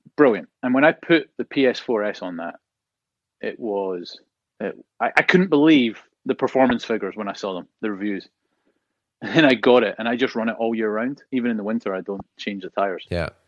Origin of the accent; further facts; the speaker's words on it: Scotland, United Kingdom; moved away; growing up in Scotland